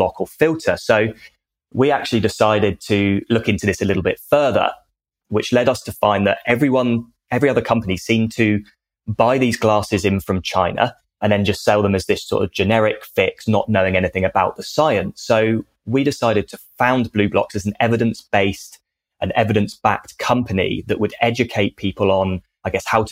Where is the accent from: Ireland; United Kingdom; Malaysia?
United Kingdom; accent: British; moved away as an adult; now in Australia; as everyone can probably tell by my accent, even though I'm in Australia and have been for the last decade, very much British